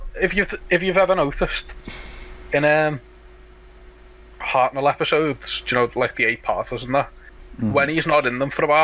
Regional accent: Liverpool, North West England, United Kingdom; I'm from Liverpool.

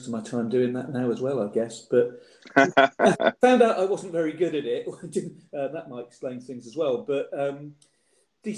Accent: Reading, South East England, United Kingdom; I'm a local boy. I grew up in Reading

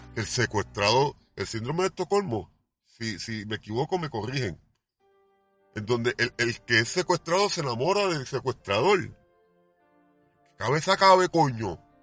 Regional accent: Puerto Rico; creo en mi país

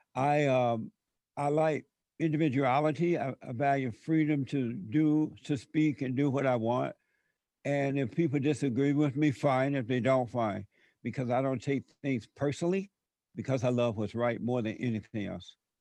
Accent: Alabama, United States; growing up in Alabama before the civil rights movement

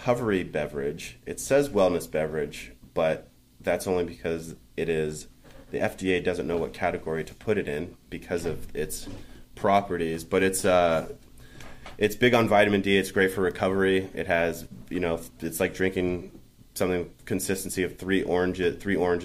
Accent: Los Angeles, California, United States; growing up

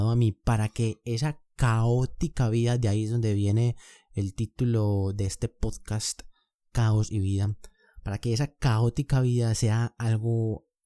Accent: Colombia; yo soy de Colombia, vivo actualmente en Medellín, tengo 24 años

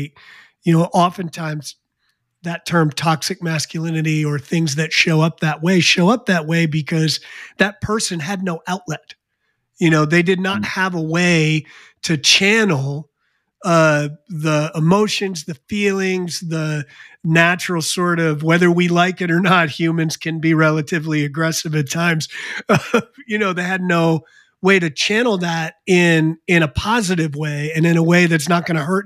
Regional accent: New Jersey, United States; when I was a kid, I grew up in New Jersey

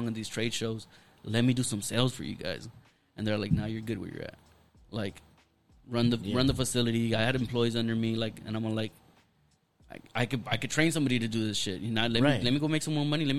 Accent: Los Angeles, California, United States; also born or lived in Paramount; me growing up in East

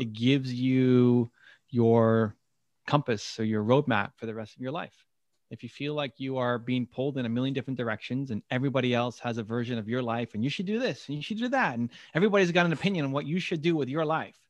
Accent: Toronto, Ontario, Canada; I'm from Toronto

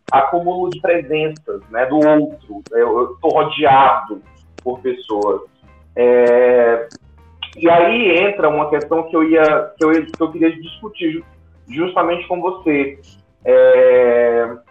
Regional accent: Fortaleza, Ceará, Brazil; moved away as an adult; now in Curitiba, Brazil; quando eu cheguei aqui em Curitiba, eu sou de Fortaleza, sou do Ceará, e vim para cá fazer um mestrado. E quando eu cheguei aqui em 2016

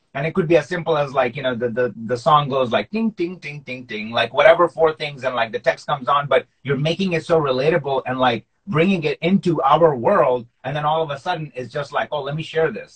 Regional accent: Pakistan; nationality wise, I'm Pakistani, so like we grew up watching cricket

